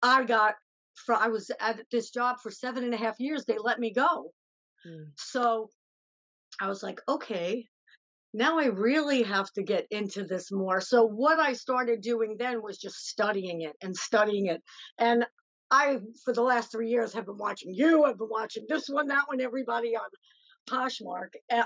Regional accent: New York City, New York, United States; now in upstate New York, United States; originally I'm from the Bronx. Now I'm in upstate New York.

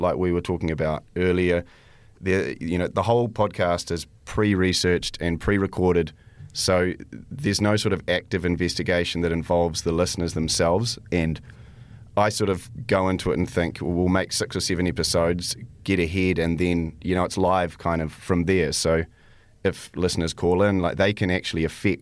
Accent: New Zealand; also born or lived in Canada; I was born in Canada, and but I've lived in New Zealand most of my life

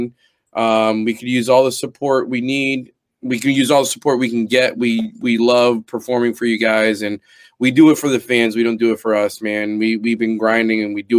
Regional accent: United States; Be proud that you're a fucking American

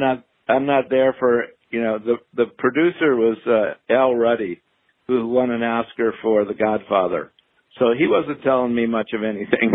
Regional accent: Chicago, Illinois, United States; moved away as an adult; also born or lived in New York / Boston; I grew up in Illinois, um, on the north side of Chicago

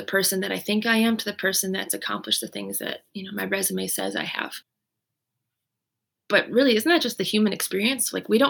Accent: Canada; also born or lived in United States; You could say partly maybe I'm Canadian and I'm American, so maybe that mixture also made me more resilient.

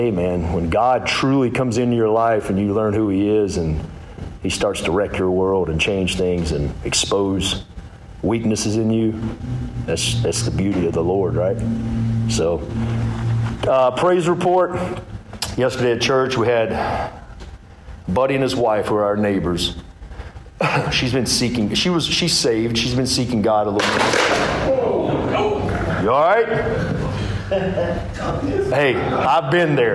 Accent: Hickory, North Carolina, United States; moved away as an adult; now in Mooresville, United States; I'm from Hickory. Little small town kid grew up, or small town boy grew up in Hickory, North Carolina

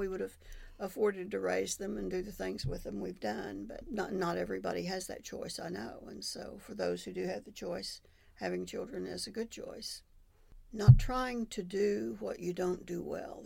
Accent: Oklahoma City, Oklahoma, United States; moved away as an adult; also born or lived in Madill, Oklahoma; I grew up in Oklahoma City, which I thought at the time was the biggest city in the world.

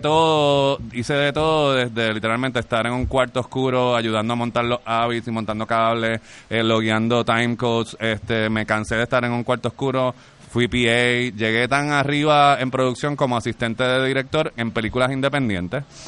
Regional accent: Carolina, Puerto Rico; yo soy de Carolina

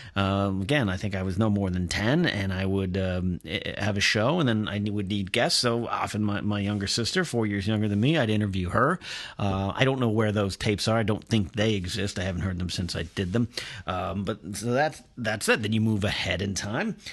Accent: Grover Beach, California, United States; Grover Beach, Pismo Beach area of, uh, California, my hometown

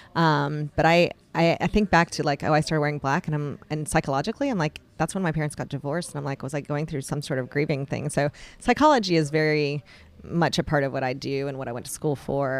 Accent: Raleigh, North Carolina, United States; also born or lived in Chicago, Illinois; I've been in Raleigh, North Carolina since I was five years old. From outside of Chicago, still kinda claim that as my home

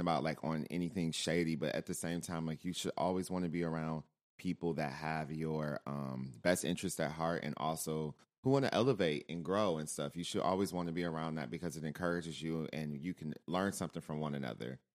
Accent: Michigan, United States; moved away; growing up in Michigan

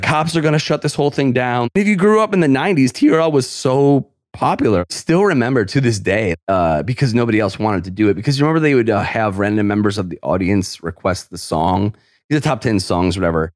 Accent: New York, United States; I'm from New York.

